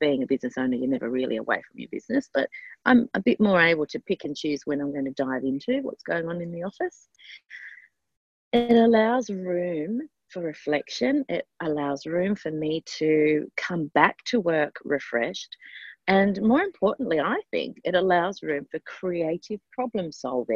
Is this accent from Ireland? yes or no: no; Australia